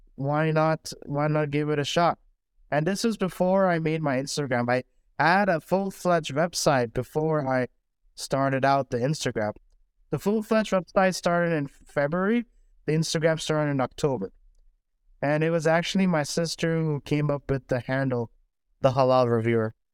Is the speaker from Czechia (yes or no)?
no; Saudi Arabia; now in Houston, United States; growing up in Saudi Arabia